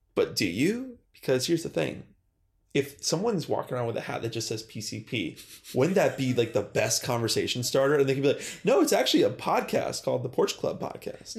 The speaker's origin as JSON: {"language": "English", "town": "North Tonawanda", "region": "New York", "country": "United States", "tie": "born or raised there", "moved": "yes", "said": "I'm from, specifically North Tonawanda"}